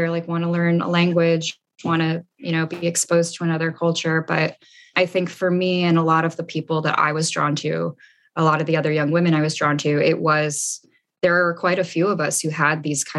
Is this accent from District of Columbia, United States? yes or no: yes; Washington, District of Columbia, United States; moved away as an adult; also born or lived in Paris, France; now in Austin, United States; I grew up in DC, Washington, DC